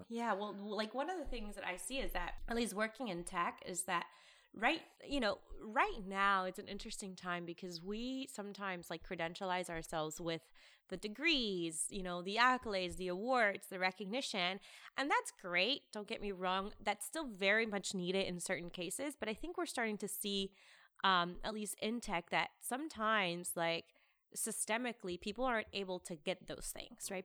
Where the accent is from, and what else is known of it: United States; born or raised there; also born or lived in Lima, Peru